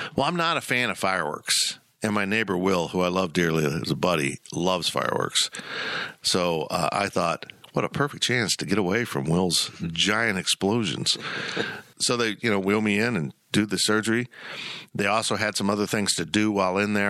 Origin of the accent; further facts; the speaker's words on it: Salina, Kansas, United States; also born or lived in West Palm Beach, Florida / Columbia, Missouri; I was born actually in West Palm Beach and then moved to Columbia, Missouri. Thank God we didn't stay, and uh, ended up in Salina, Kansas